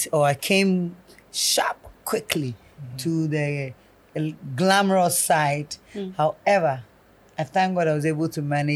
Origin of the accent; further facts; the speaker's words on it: Kumasi, Ashanti, Ghana; first language Twi; English is a second language; the girl from Kumasi.